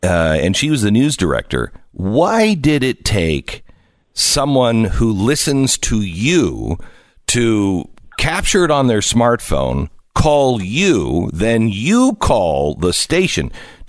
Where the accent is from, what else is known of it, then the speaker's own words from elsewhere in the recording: Seattle, Washington, United States; And look, I grew up in Seattle.